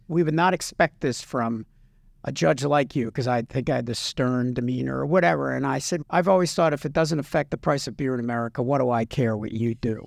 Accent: Philadelphia, Pennsylvania, United States; moved away; also born or lived in New Jersey; I'm from the Philadelphia area

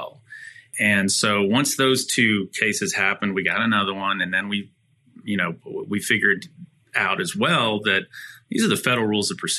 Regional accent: Dallas, Texas, United States; I'm born and raised in Dallas, a fifth generation native Texan

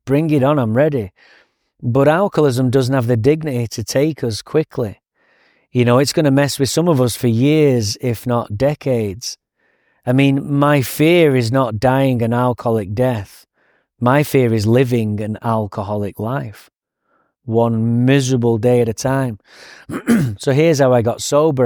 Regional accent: England, United Kingdom; now in Santa Barbara, United States; Now I'm English

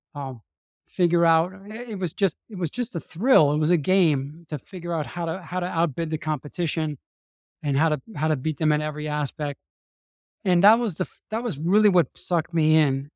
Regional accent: New Orleans, Louisiana, United States; moved away; I'm from New Orleans, Louisiana, and, um, I had a, I had a pretty traditional, uh, conservative Catholic upbringing in New Orleans

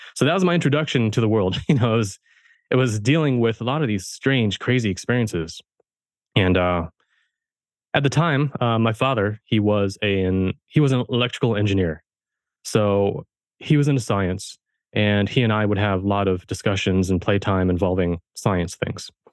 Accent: Germany; now in United States; I was born in Germany, I was raised German, and so I'm a first, I'm a first generation American.

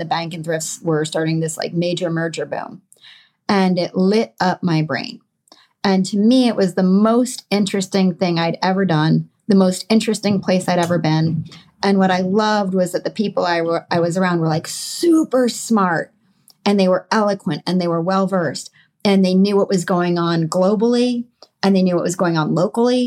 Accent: Connecticut, United States; I grew up in Connecticut in a suburb of New York City

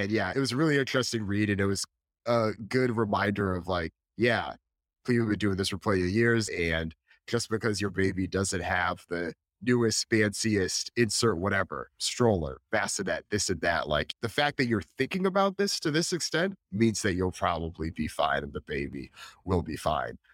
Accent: Northeast, United States; born or raised there

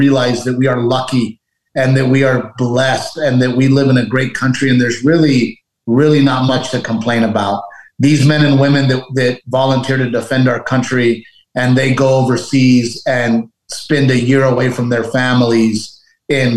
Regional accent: Portland, Texas, United States; moved away as an adult; also born or lived in Los Angeles; we both grew up in Little Gregory, Portland, Texas

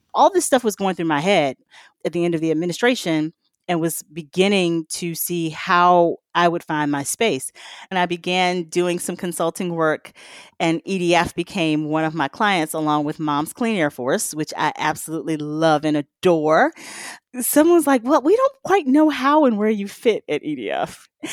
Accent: the South, United States; I'm from the South

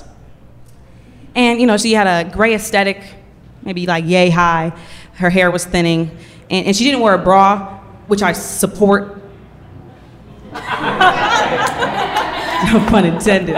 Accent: Oakland, California, United States; I'm from Oakland

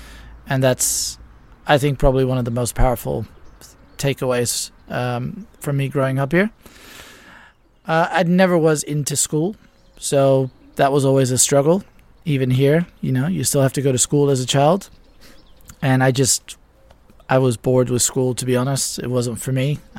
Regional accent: Ibiza, Balearic Islands, Spain; And in many ways, in the wintertime in particular, it's like growing up in any other small town. Because when I did grow up here, it was actually still a small town.

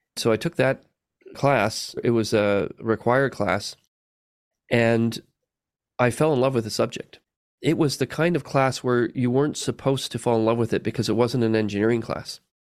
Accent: Canada; I was born in Canada

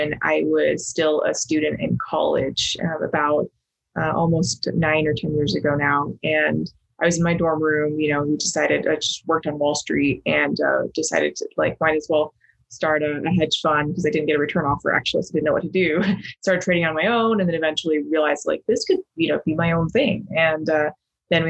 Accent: Logan, Utah, United States; also born or lived in China; I grew up in Northern Utah, in Logan

